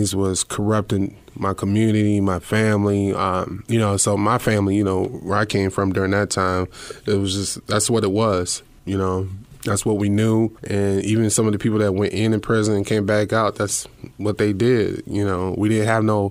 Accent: Fort Dodge, Iowa, United States; moved away; growing up in Fort Dodge

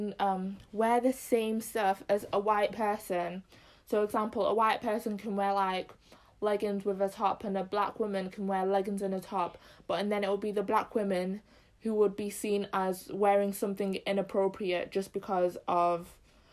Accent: Zimbabwe; I'm Zim as well

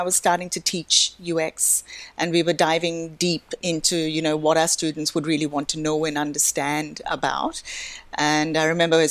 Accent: Australia; moved away as an adult; also born or lived in India; now in Hong Kong; I was born in India, but lived most of my life in Australia

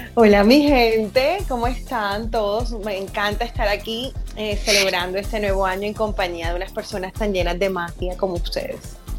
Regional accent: Caribbean coast, Colombia; soy costeña

